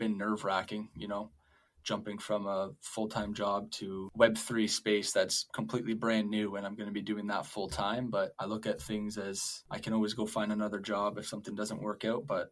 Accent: Ontario, Canada; I'm from Ontario, Canada

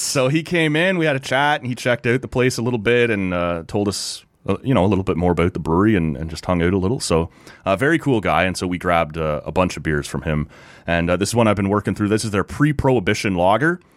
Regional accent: near Toronto, Ontario, Canada; now in Ottawa, Canada; I grew up down near Toronto

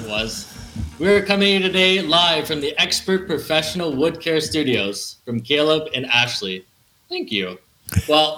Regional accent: Calgary, Alberta, Canada; Calgary, Alberta, Canada

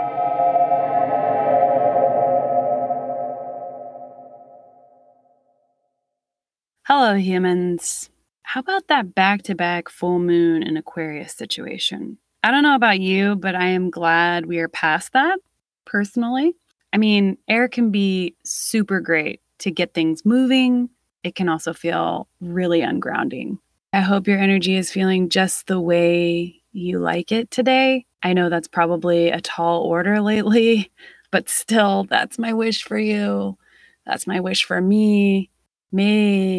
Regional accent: Delaware, United States; I am from Delaware

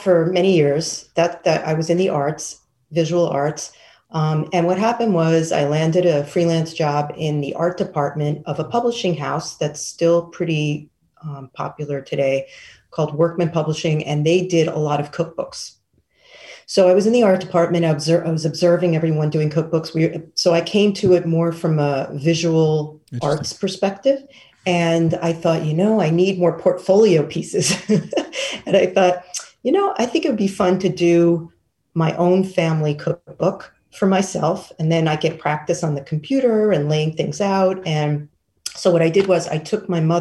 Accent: New York City, New York, United States; I grew up in Manhattan.

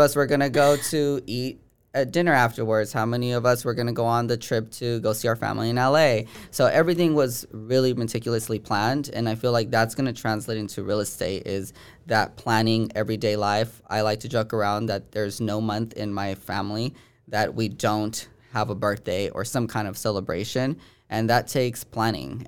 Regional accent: Bay Point, California, United States; from the Bay Area. No, uh, and from Bay Point, California

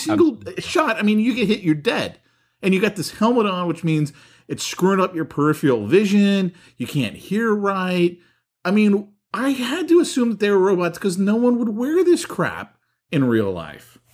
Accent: San Francisco, California, United States; growing up in San Francisco

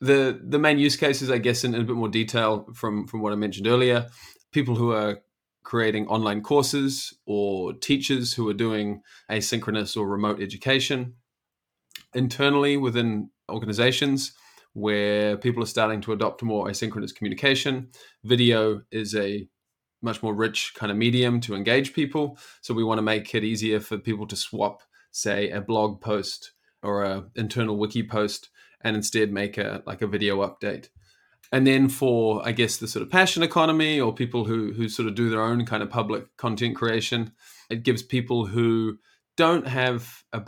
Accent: New Zealand; now in Amsterdam, Netherlands; I am originally from New Zealand, but I live here in Amsterdam in the Netherlands.

